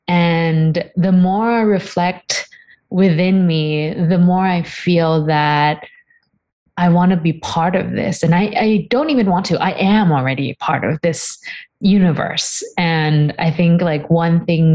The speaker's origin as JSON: {"language": "English", "region": "Bangkok", "country": "Thailand", "tie": "born or raised there", "said": "I grew up really in a big city. I am actually from Bangkok, Thailand, and it's a bustling place, lots of buildings."}